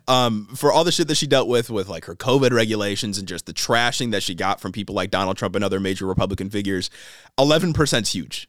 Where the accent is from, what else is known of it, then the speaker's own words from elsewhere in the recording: Michigan, United States; in our home state of Michigan